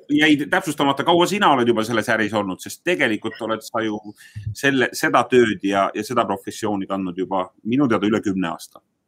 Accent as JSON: {"language": "Estonian", "town": "Haapsalu", "region": "Lääne County", "country": "Estonia", "tie": "born or raised there", "said": "minu kodulinnaga mhm. Haapsaluga võrreldes"}